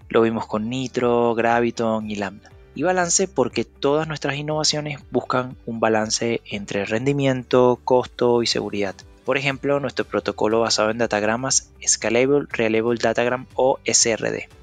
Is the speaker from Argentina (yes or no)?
no; Venezuela; moved away as an adult; also born or lived in Panama / Costa Rica / Qatar / Colombia; now in Chile; soy venezolano, residiendo en Chile desde el 2016.